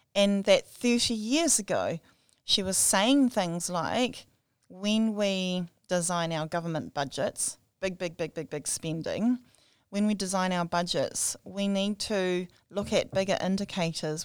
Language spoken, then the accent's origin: English; Whirinaki, Hokianga, Northland, New Zealand; also born or lived in Wellington / Dunedin / Christchurch / Auckland; growing up in Wherinaki, swimming in our river